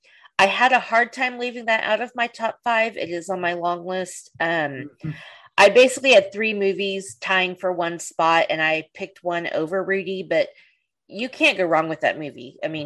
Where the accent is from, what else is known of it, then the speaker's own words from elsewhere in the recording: the South, United States; I'm from the South